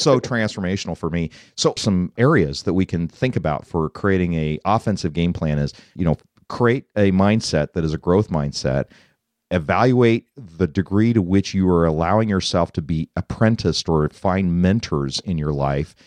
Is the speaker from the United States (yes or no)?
yes; Colorado, United States; moved away; I grew up in Colorado